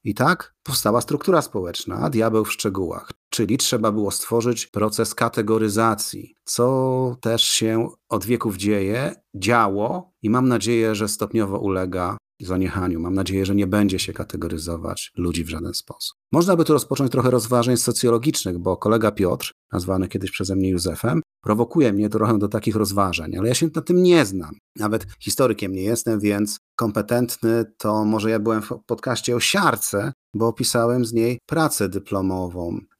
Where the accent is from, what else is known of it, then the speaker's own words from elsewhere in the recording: Poland; 90% z nas, obywateli Polski, wyłodzi się właśnie z chłopstwa